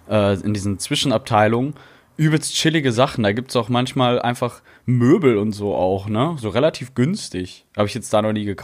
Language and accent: German; Dortmund, North Rhine-Westphalia, Germany; now in Cologne, Germany; ja, wir haben Aldi Nord {S2} bei uns, wo ich herkomme. Und hier in Köln ist ja Aldi Süd.